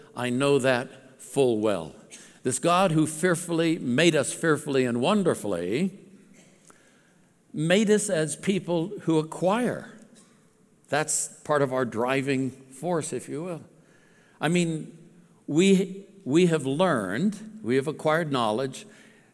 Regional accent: Alameda, California, United States; I was born in Alameda, California, by San Francisco area.

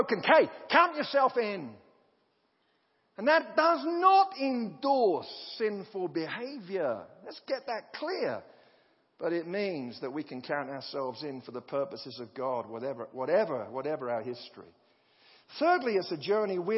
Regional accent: United Kingdom; as a British person

